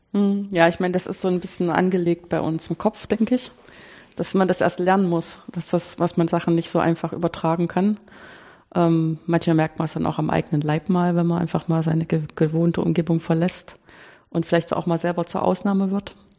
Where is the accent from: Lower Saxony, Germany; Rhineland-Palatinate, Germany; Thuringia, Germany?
Thuringia, Germany; Weimar; ich bin groß geworden in Weimar